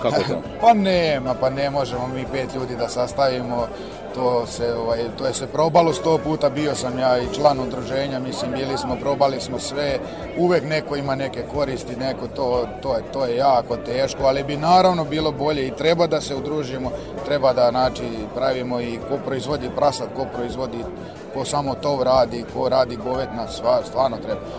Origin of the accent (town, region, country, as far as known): Serbia